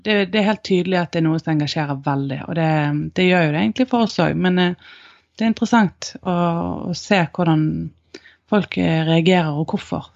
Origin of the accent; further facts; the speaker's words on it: Norway; identiteten som nordmann